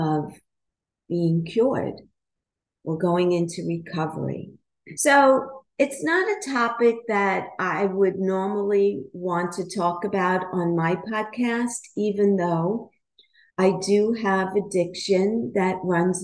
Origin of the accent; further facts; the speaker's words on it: New York City, New York, United States; I grew up in Brooklyn in a brownstone and with all family in the house.